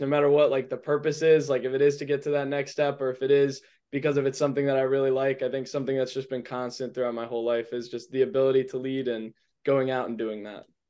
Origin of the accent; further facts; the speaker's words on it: Edgewater, Maryland, United States; also born or lived in Annapolis, Maryland; I'm from Edgewater, Maryland